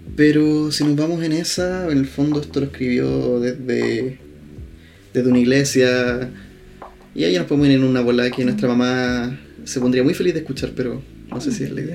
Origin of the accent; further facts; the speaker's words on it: Temuco, Araucanía, Chile; estamos grabando desde Temuco, que es mi ciudad natal, no la tuya, pero en esta casa en la que estamos grabando hemos vivido prácticamente toda nuestra vida